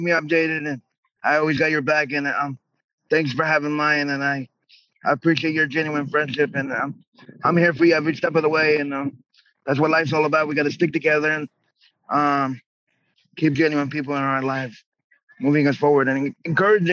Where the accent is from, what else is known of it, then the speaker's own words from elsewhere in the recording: New York, United States; moved away; I was born in New York